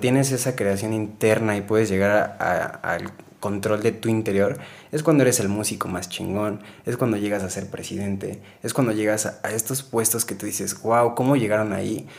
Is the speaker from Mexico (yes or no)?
yes; Mexico; todos estamos súper, súper pues, arraigados al machismo como mexicanos